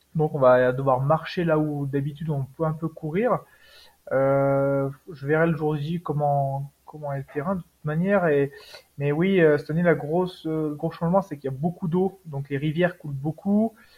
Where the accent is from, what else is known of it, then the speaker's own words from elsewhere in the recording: Savoie, Auvergne-Rhône-Alpes, France; now in Haute-Savoie, France; Je suis originaire de Savoie, juste un petit peu à côté